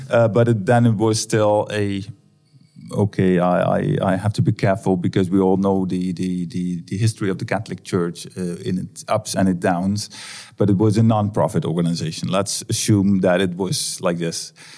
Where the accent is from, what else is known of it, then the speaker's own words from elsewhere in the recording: Netherlands; I'm from the Netherlands